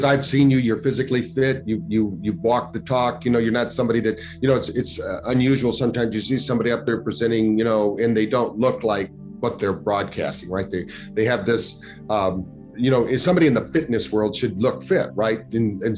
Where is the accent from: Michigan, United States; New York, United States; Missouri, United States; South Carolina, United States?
Michigan, United States; Battle Creek; I grew up in Battle Creek, Michigan, where health food, the first health food store in America was there